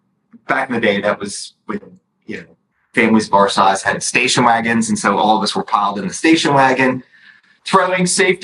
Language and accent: English; Dallas, Texas, United States; also born or lived in Mount Vernon, New York; as native gets nowadays by Dallas standards, but I actually moved here at the age of five.